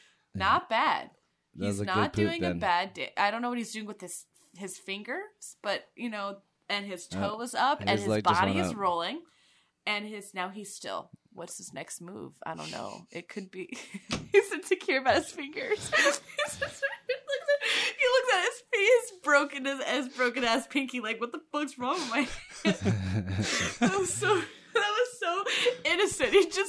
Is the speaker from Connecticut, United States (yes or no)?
yes; Connecticut, United States; also born or lived in Florida; When I lived down in Florida for a couple of months, I'm from Connecticut, right? Okay, that's where I live now.